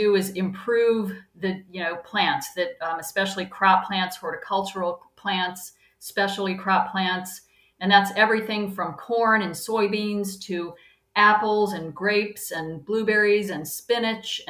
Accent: North Carolina, United States; moved away; I grew up in North Carolina, and I just thought it was normal for my family

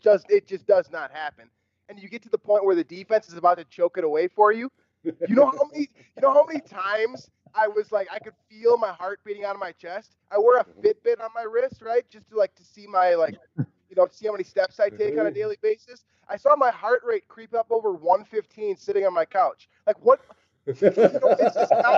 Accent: Minnesota, United States; I'm a Minnesotan born and bred

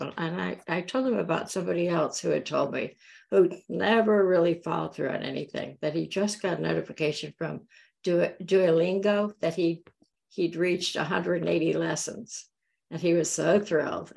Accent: Florida Keys, United States; moved away; I grew up in the Florida Keys

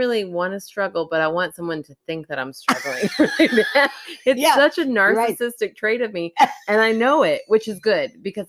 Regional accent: Kentucky, United States; We're city Kentucky.

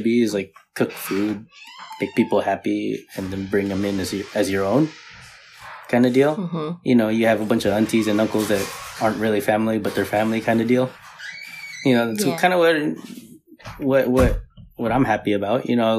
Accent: Philippines; You know, being Filipino. Right, mm-hmm. The party is surrounded around the food, right?

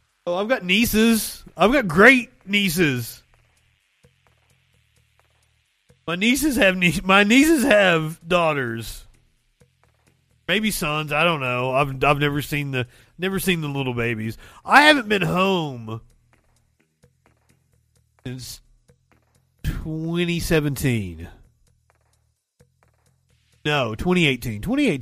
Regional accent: Kentucky, United States; I am from Kentucky

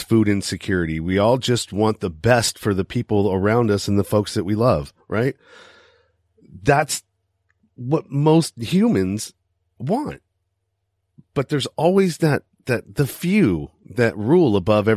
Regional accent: United States; I'm from the United States

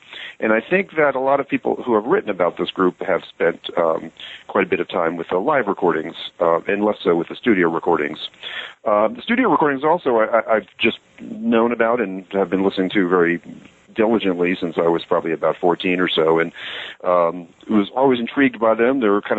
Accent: North Carolina, United States; also born or lived in Long Island, New York; I grew up in Long Island, New York, and lived there until I was about 10, and then moved to the South and ultimately went to junior high school and high school and undergraduate school in North Carolina.

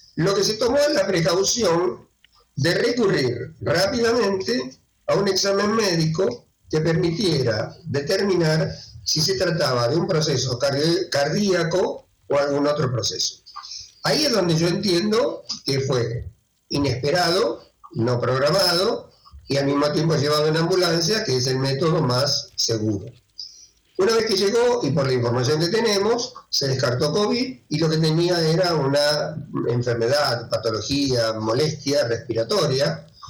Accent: Argentina; soy argentino

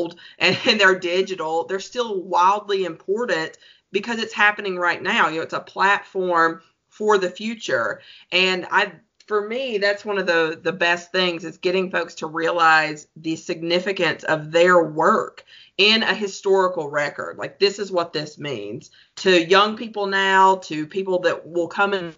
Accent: Alabama, United States; a hillbilly from Alabama

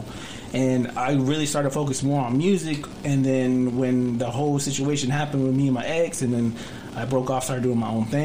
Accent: Dallas, Texas, United States; also born or lived in Duncanville, Texas / Fort Worth, Texas; I grew up in Dallas. See, I started, I lived in Oak Cliff, and then from Oak Cliff, my parents moved to Duncanville

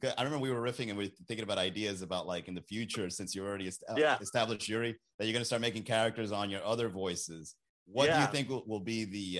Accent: Colombia; where are you from? And I go, Colombian.

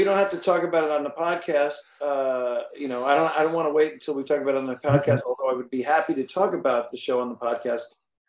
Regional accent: West Islip, New York, United States; also born or lived in Moriches, New York; I grew up on Long Island.

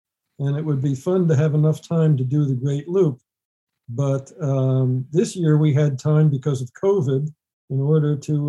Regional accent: Northeast, United States; I'm from the Northeast

